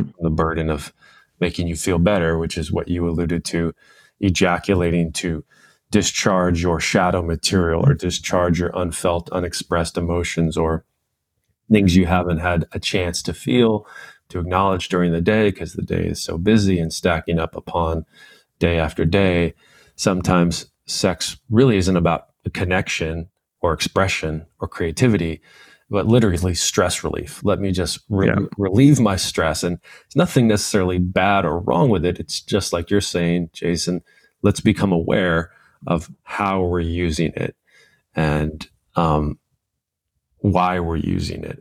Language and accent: English; Southern California, United States; the culture I was raised in in Southern California